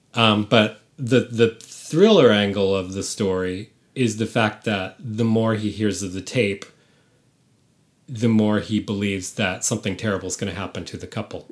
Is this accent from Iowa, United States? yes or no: no; San Francisco, California, United States; moved away; I'm from San Francisco